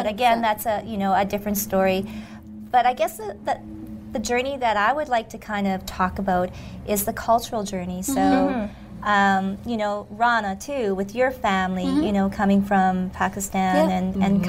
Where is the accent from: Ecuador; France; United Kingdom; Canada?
Canada; I'm Japanese Canadian